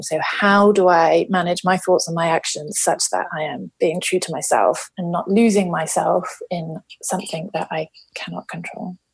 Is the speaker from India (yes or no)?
no; London, United Kingdom; moved away as an adult; now in Issaquah, United States; I'm a South Londoner and I currently live in Issaquah on the beautiful west coast of North America